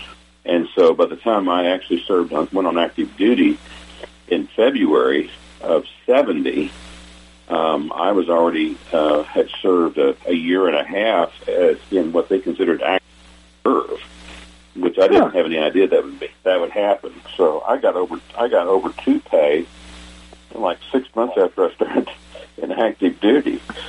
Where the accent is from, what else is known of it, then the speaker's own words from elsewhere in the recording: Pittsburg, Kansas, United States; I was born and grew up in Pittsburgh, Kansas, southeast Kansas, just across the state line from Joplin, Missouri. And my mom and dad both grew up in that area.